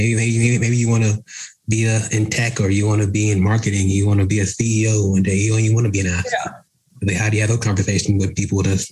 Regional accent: Dallas, Texas, United States; I'm from Dallas and I know like there's a lot of, you know, athletes in Dallas

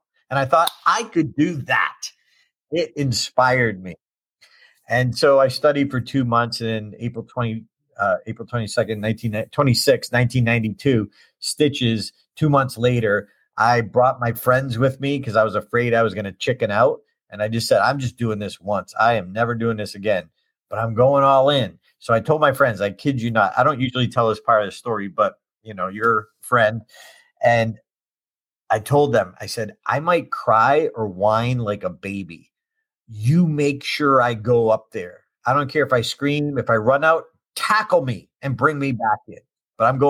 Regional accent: Auburn, Massachusetts, United States; The first liquid fuel rocket in history was launched in my hometown

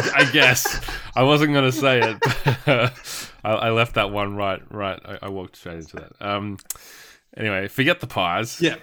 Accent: Warrnambool, Victoria, Australia; also born or lived in Geelong; growing up in Warrnambool

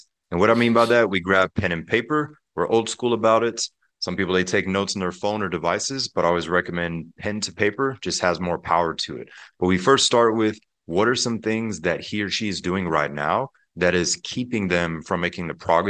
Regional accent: Pensacola, Florida, United States; Pensacola, Florida, and the Panhandle. If people are familiar with the Blue Angel Air Show, that's my home state and home city. But growing up there, we had a beautiful home in Pensacola.

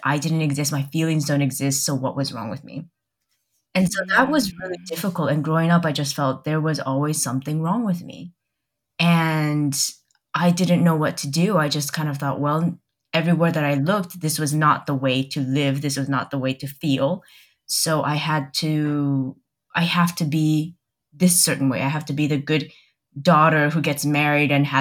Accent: United States; also born or lived in Taiwan; I was born in Taiwan and I moved to America when I was 2

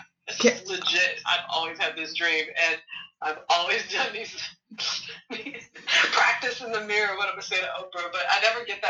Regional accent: Hawaii, United States; also born or lived in Illinois; Like, I grew up in Hawaii. I grew up in Illinois.

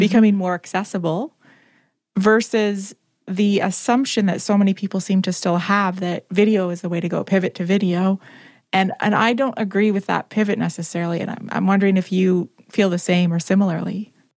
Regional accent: Canada; I'm Canadian.

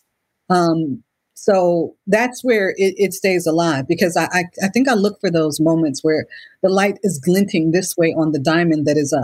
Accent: Cleveland, Ohio, United States; I was born and raised in Cleveland, Ohio

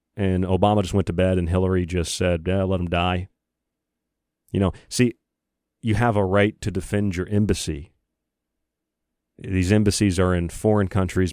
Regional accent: United States; I'm an American.

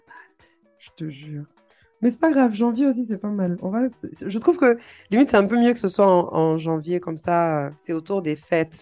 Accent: Côte d’Ivoire

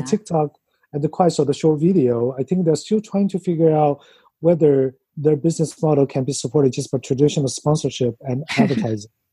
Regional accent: China; moved away as an adult; also born or lived in Los Angeles, United States; now in New York, United States; growing up in China, in like middle school and high school

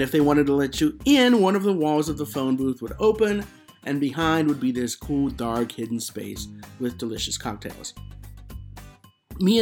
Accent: Denver, Colorado, United States; I grew up in Denver.

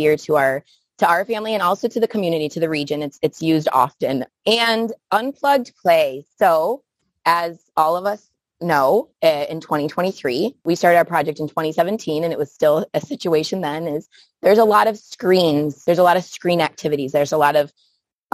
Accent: Buffalo, New York, United States; first language English; moved away as an adult; now in Nayarit, Mexico; I am originally from Buffalo, New York

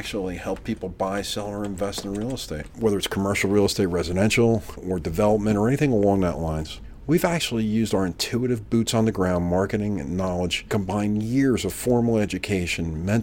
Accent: New Jersey, United States; being born and bred in New Jersey

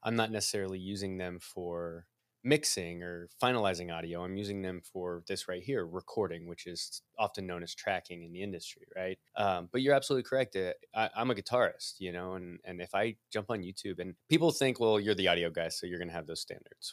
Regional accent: Midwest, United States; I'm a Midwesterner

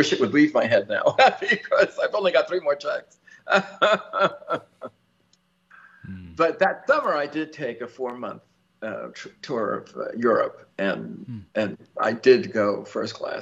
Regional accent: New York, United States; I'm a New Yorker

